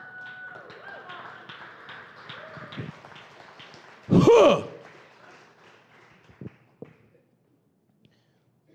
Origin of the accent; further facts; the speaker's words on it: Roswell, New Mexico, United States; I was raised in Roswell, New Mexico